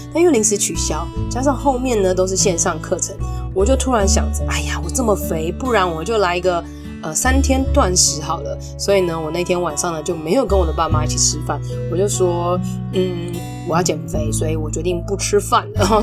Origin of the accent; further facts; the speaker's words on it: Taipei, Taiwan; 身为台北人